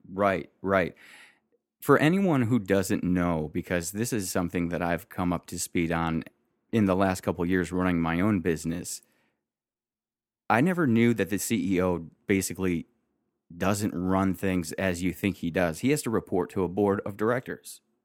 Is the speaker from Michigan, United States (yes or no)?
yes; Detroit, Michigan, United States; I grew up in Michigan and then Detroit